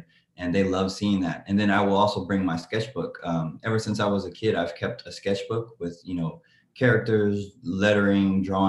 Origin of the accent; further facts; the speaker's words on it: Oakland, California, United States; I'm an illustrator from Oakland, California